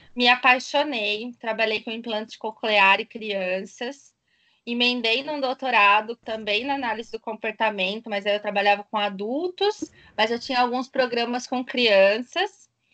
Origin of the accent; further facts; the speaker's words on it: Ribeirão Preto, São Paulo, Brazil; also born or lived in São Carlos; voltei para minha cidade natal. Ah, eu sou de Ribeirão Preto, tá, gente? Interior de São Paulo.